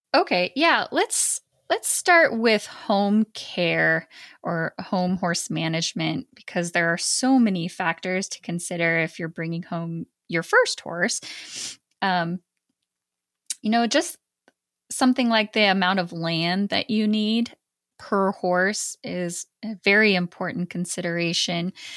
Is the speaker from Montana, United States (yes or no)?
yes; Montana, United States; I grew up in Montana